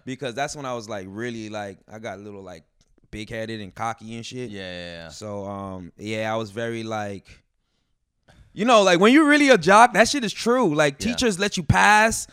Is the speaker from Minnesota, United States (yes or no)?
no; Elmont, New York, United States; also born or lived in Brooklyn, New York; I grew up in Long Island, Elmont